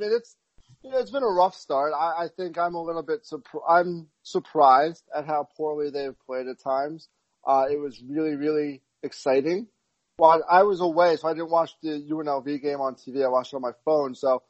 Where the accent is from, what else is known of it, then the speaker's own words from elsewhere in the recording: Cincinnati, Ohio, United States; So I grew up in Cincinnati. I'm a Bearcat fan.